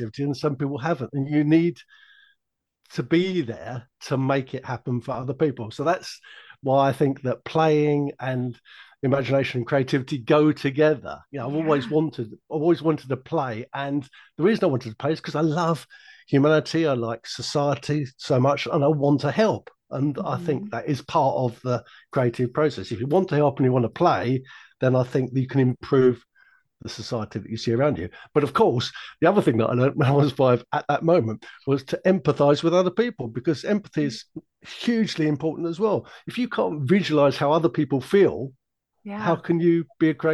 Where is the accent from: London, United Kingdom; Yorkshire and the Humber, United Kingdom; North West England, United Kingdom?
London, United Kingdom; When I was a little boy growing up in South London